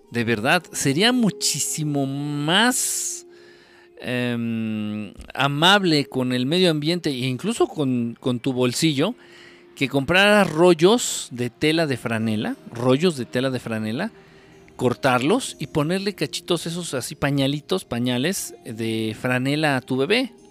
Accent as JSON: {"language": "Spanish", "region": "Mexico City", "country": "Mexico", "said": "vivo junto a tres cementeras y cuando barro parece que estoy en el pueblo de tanta tierra y soy de la Ciudad de México."}